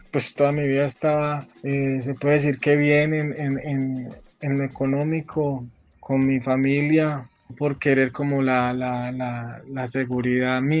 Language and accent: Spanish; Colombia; moved away as an adult; now in White Plains, United States; Yo salí de Colombia porque eh, por amenazas en el mes de, diciembre del 2015 intentaron eh, robarme y, apuñalarme, ¿cierto?